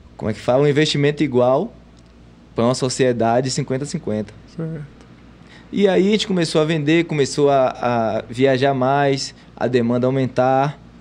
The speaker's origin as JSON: {"language": "Portuguese", "town": "Salvador", "region": "Bahia", "country": "Brazil", "tie": "born or raised there", "said": "Eu sou nascido e criado no Gevelho de Brotas"}